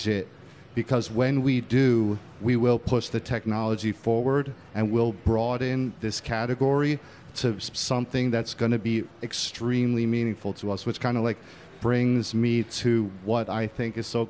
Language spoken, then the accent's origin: English; New York, United States; I'm an artist from the Lower East Side of Manhattan. I happen to be born in a functioning gallery on Houston Street that we lived in until I was seven